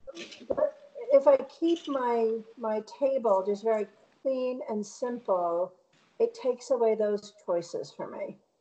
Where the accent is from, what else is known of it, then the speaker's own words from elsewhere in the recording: Bristol, Connecticut, United States; also born or lived in Boston area; now in Boston, United States; I grew up outside of Hartford